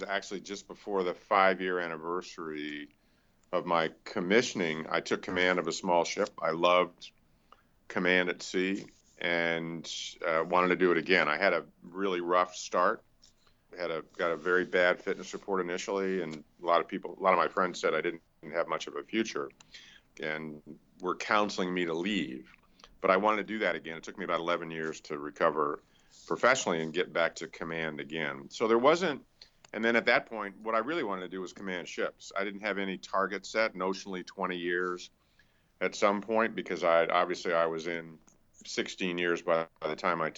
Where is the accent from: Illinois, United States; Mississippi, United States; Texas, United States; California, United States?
California, United States; Los Angeles; I grew up in Hollywood